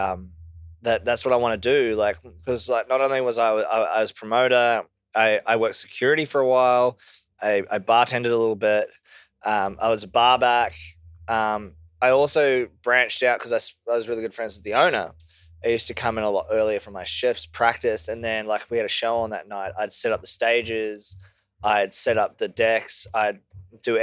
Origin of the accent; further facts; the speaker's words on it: New Zealand; moved away as an adult; also born or lived in Whistler, Canada; now in Brisbane, Australia; I'm Kiwi as well. So like grow up on eating lamb.